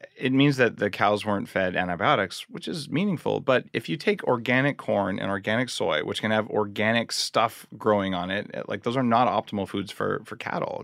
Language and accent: English; New Mexico, United States; I grew up in New Mexico